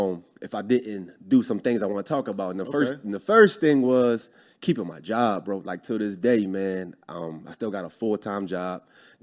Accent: Philadelphia, Pennsylvania, United States; moved away as an adult; Born and raised in Philly.

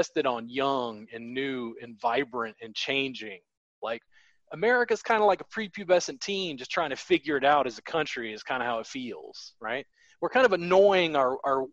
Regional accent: United States; as an American

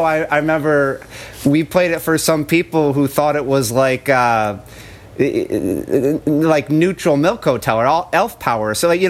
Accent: San Jose, California, United States; moved away; also born or lived in Pullman, Washington / Spokane, Washington / Bellingham, Washington; I'm from South Bay, San Jose area, and I kind of followed a couple friends up to Wazoo and Pullman

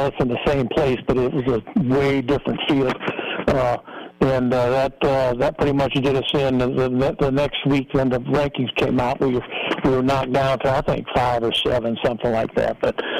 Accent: Taylor, Michigan, United States; moved away; I grew up in Taylor, Michigan, just on the west side of Detroit.

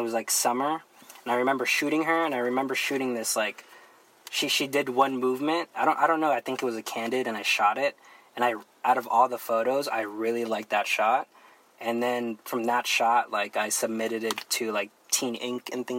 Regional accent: Bay Area, California, United States; also born or lived in Manila, Philippines / Romblon, Philippines; I'm from the Bay Area, originally from the Philippines, came here when I was 6.

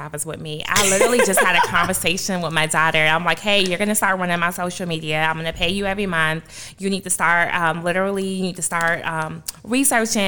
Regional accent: Michigan, United States; growing up in Michigan where I would literally be shoveling snow to get money

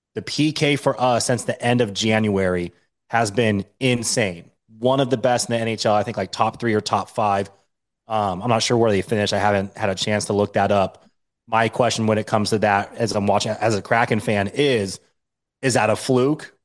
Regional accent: Washington, United States; also born or lived in Denver, Colorado; I'm born and raised in Washington State

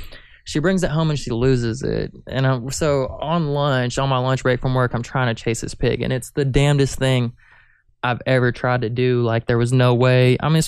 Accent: Reno, Nevada, United States; born there; also born or lived in Kansas City, United States; I was born in Nevada, in Reno, and then I lived in Kansas City for a long time.

